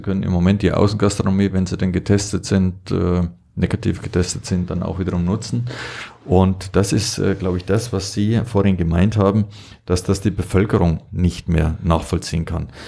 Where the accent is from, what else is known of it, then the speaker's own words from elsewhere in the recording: Allgäu, Germany; hier nur bei uns im Allgäu